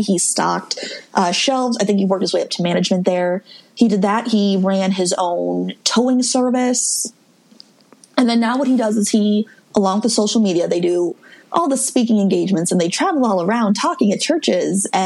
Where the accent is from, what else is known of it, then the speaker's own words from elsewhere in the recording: Midwest, United States; I'm from the Midwest